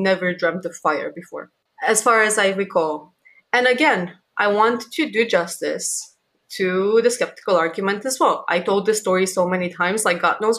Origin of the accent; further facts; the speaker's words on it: Romania; moved away; in my hometown, back in Romania